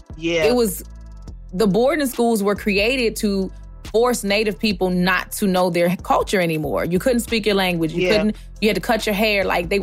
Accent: Baltimore, Maryland, United States; I grew up partially in Baltimore City

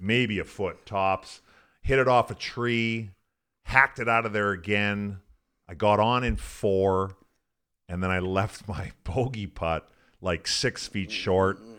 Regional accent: Fort Saskatchewan, Alberta, Canada; moved away as an adult; also born or lived in North Dakota / Columbus, Ohio; I grew up in Western Canada

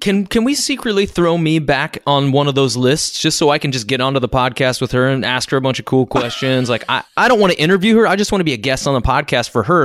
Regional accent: United States; also born or lived in Arkansas; now in New York City, United States; I was raised in Kansas and Arkansas

